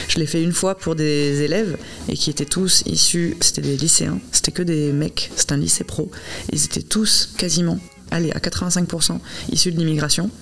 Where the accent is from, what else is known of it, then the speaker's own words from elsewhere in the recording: Bordeaux, Nouvelle-Aquitaine, France; je suis bordelaise, que je suis née là et que j'ai vécu toute ma vie ici